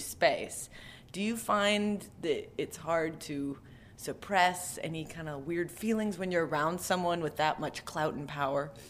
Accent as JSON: {"language": "English", "town": "Calgary", "region": "Alberta", "country": "Canada", "said": "I'm from Alberta"}